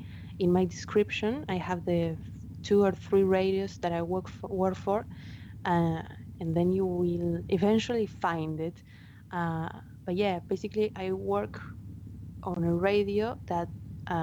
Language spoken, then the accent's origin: English; Argentina; first language Spanish; English is a second language; Those were the TV shows that we got here in Argentina. I learned English watching